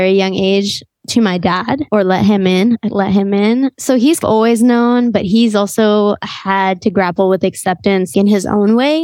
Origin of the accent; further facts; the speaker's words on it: New York City, New York, United States; growing up in New York